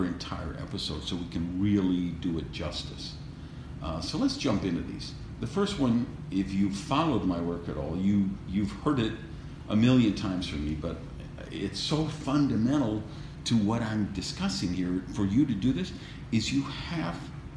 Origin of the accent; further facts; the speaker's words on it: Wisconsin, United States; now in Miami, United States; growing up in Wisconsin, where 60 below wind chill factor